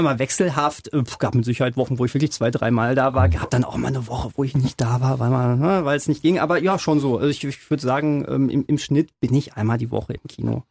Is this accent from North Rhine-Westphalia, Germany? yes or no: yes; Hamm area, North Rhine-Westphalia, Germany; ich bin groß geworden hier. Also muss man einfach so sagen, ich bin ähm, Bödenah und in Unna zur Schule gegangen